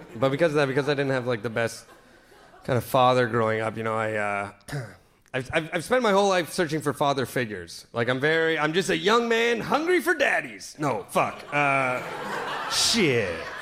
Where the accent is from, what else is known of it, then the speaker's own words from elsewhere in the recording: Sault Ste. Marie, Ontario, Canada; Sault Ste. Marie, my hometown